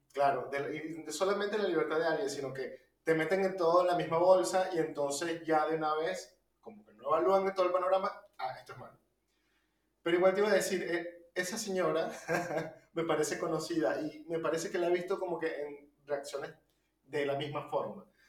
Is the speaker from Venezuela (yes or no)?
yes; Venezuela; now in Argentina; venimos de Venezuela